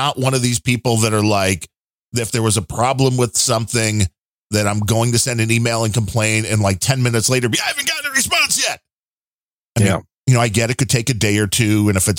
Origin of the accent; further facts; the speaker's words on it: Ireland; I'm Irish, so I'm a very white to begin with.